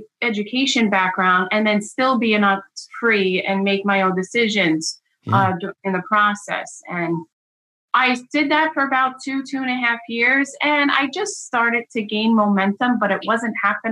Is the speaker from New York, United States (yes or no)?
yes; Long Island, New York, United States; I grew up on Long Island as well. I currently still work in the market that I grew up in.